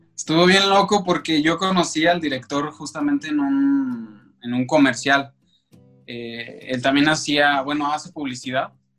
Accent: Aguascalientes, Mexico; moved away as an adult; now in Mexico City, Mexico; yo soy de la ciudad de Aguascalientes y pues allá estudié

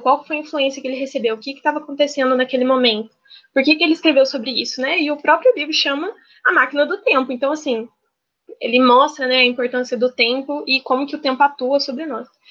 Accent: Ribeirão Preto, São Paulo, Brazil; now in Juiz de Fora, Brazil; eu nasci em Ribeirão Preto, São Paulo, mas atualmente eu moro em Juiz de Fora, em Minas Gerais

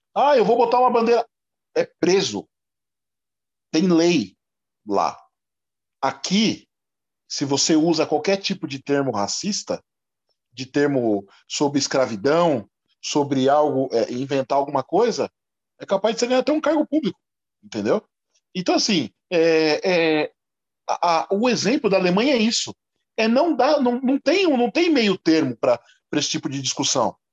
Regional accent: São Paulo, Brazil; eu sou um negro que nasci em São Paulo

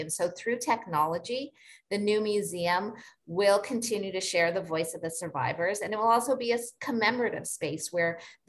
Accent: Canada; Like, we're Canadian, we may have come from our own places of trauma, of genocide.

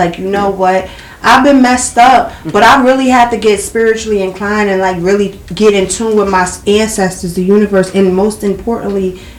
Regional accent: New York, United States; now in North Carolina, United States; I wasn't born in Brooklyn, New York, but I was raised in New York since I was one. Mm-hmm. So I'm Brooklyn, New York since I was one.

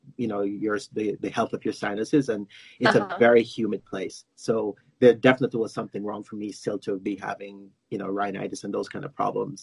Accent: Jamaica; moved away as an adult; also born or lived in United States / Florida; now in Calgary, Canada; I live in Calgary, Alberta, but I was born in Jamaica in the Caribbean

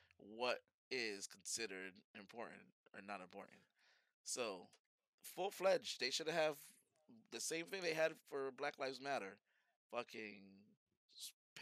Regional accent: United States; Born and raised here

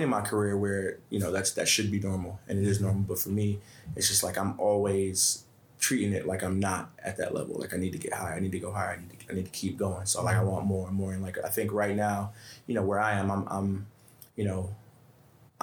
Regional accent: New York City, New York, United States; I'm kid from Bed-Stuy

